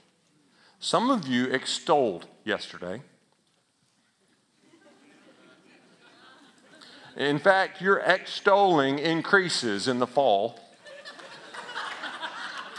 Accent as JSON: {"language": "English", "region": "Alabama", "country": "United States", "said": "That sound like I was from Alabama right there, doesn't it? I am"}